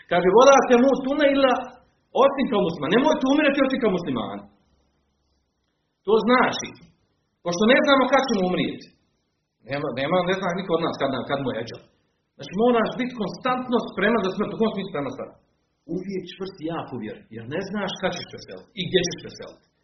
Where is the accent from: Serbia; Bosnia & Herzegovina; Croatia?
Bosnia & Herzegovina